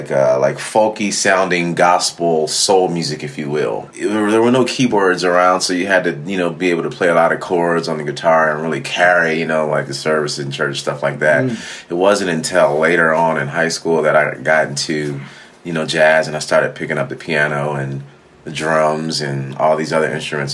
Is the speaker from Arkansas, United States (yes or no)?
no; Philadelphia, Pennsylvania, United States; born or raised there